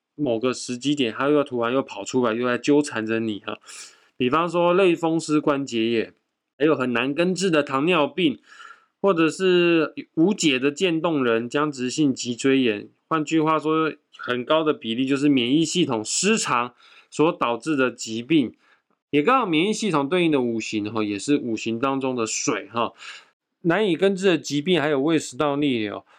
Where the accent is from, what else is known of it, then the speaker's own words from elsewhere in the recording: Taiwan; 我们台湾人